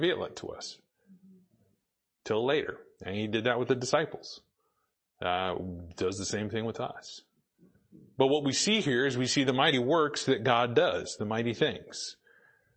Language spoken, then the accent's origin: English; Boise, Idaho, United States; moved away; I grew up in Boise